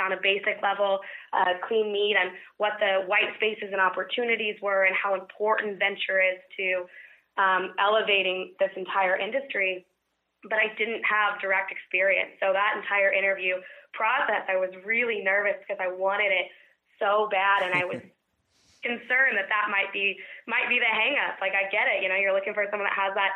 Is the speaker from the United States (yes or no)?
yes; Kansas, United States; I've grown and born and raised in Kansas